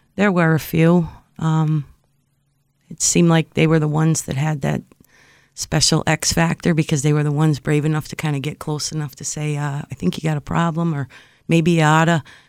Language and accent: English; Springfield, United States; I grew up in Springfield